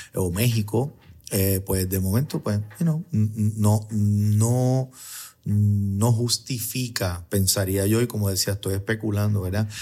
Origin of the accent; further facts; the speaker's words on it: San Juan, Puerto Rico; Yo soy de Río Piedra